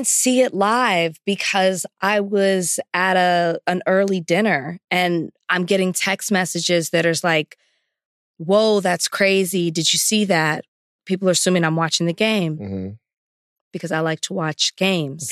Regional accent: the South, United States; also born or lived in Texas; the culture that I grew up in in the South

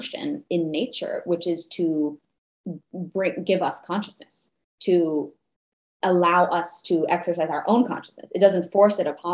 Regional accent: New Mexico, United States; now in Los Angeles, United States; I was born in New Mexico, where we have a lot of scorpions.

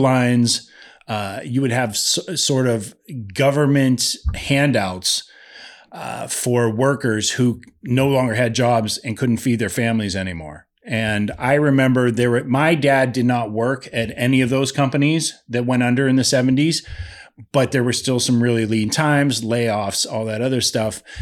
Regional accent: Lake Milton, Ohio, United States; moved away; I grew up in Lake Milton

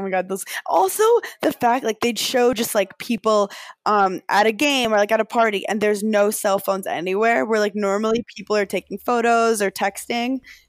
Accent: New York City, New York, United States; I'm from Brooklyn, so I love it.

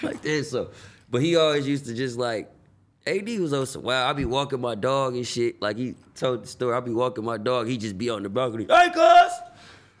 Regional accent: the Bay Area, California, United States; moved away as an adult; now in Los Angeles, United States; I'm from the Bay.

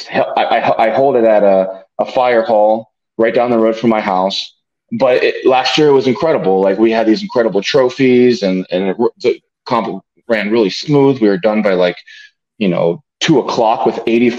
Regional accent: Bloomsburg, Pennsylvania, United States; I'm from Bloomsburg

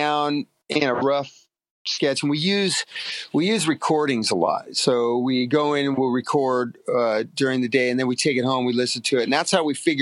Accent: Long Beach, California, United States; I grew up in Long Beach

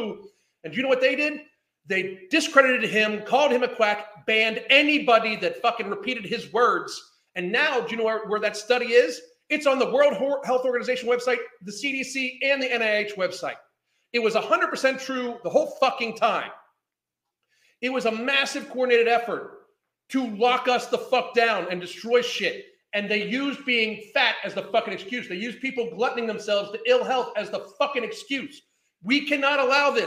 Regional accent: United States; I'm American

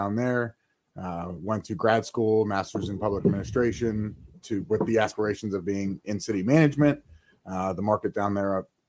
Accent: Ellsworth, Ohio, United States; Grew up in Ellsworth, went to school, Western Reserve, Berlin Center, graduated 2000

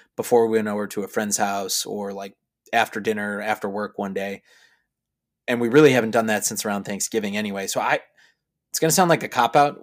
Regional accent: Chicago, Illinois, United States; I'm from Chicago. We have great theater here in Chicago

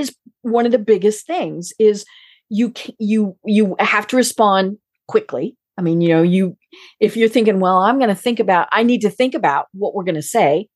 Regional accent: Colorado, United States; I'm from Colorado

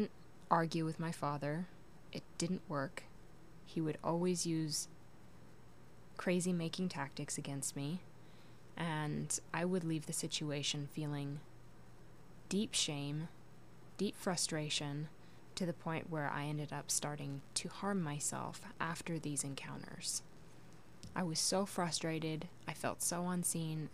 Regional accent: Portland, Oregon, United States; I was born in Portland, Oregon in 1992. You can do the math. I lived there for the first 10 years of my life before moving out to the countryside where I spent the next decade

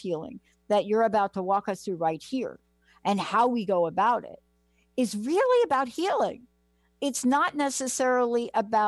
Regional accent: New York City, New York, United States; I come from this working class family growing up in the Bronx

